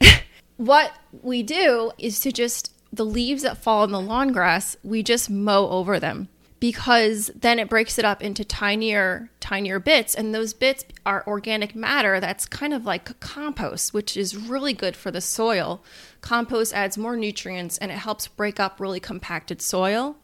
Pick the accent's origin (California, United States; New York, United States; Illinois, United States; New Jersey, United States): New York, United States; Peekskill; also born or lived in Pleasantville, New York; I actually was born and raised in Westchester County